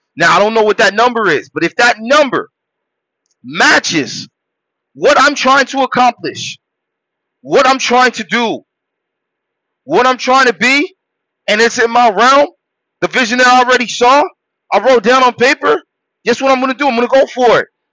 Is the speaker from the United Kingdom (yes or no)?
no; Haiti; I was born in Haiti